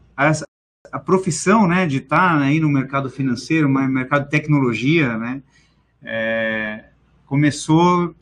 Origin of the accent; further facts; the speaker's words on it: São Paulo, Brazil; also born or lived in Missão Velha, Ceará, Brazil; Eu vim bastante novo, né, para São Paulo, tinha uns 4, 5 anos